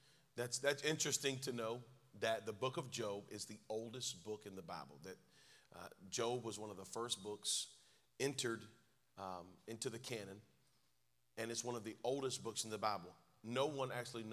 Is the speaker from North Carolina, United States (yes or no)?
yes; North Carolina, United States; a little bit of vernacular from my home state, North Carolina